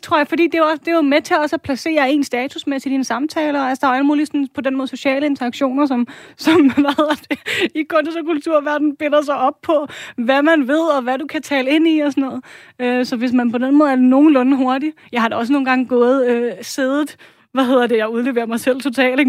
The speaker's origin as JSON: {"language": "Danish", "country": "Denmark", "said": "som dansker"}